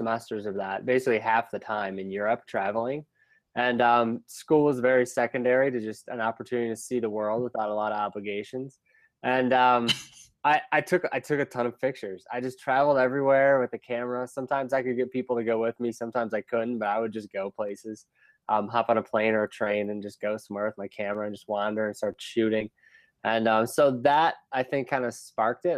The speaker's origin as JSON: {"language": "English", "town": "Cleveland", "region": "Ohio", "country": "United States", "tie": "born or raised there", "also_born_or_lived": "California / Chicago", "moved": "yes", "lives_now": "Denver, United States", "said": "I grew up in Cleveland"}